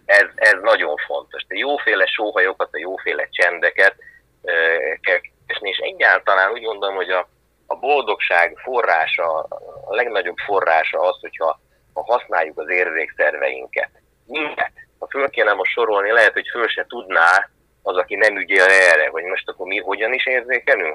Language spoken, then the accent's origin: Hungarian; Hungary; itt születtem, és hogy, hogy csupa vízi ember volt a, az ősöm